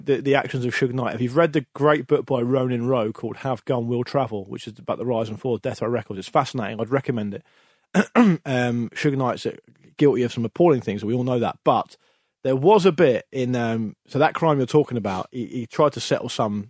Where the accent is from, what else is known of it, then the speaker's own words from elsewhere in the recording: United Kingdom; because in the UK, we don't think of British people like that at all.